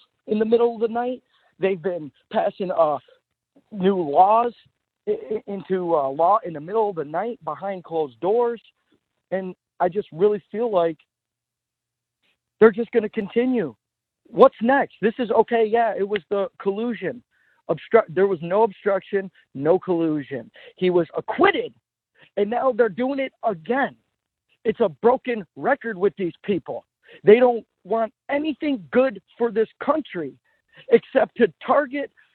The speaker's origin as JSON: {"language": "English", "country": "United States", "also_born_or_lived": "Tennessee", "said": "I'm just like probably every other American"}